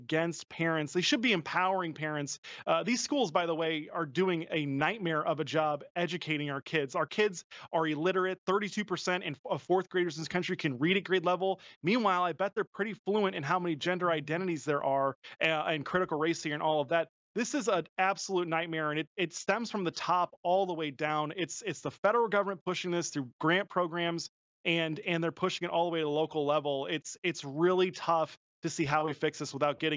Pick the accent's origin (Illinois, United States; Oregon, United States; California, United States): Illinois, United States; my home state of Illinois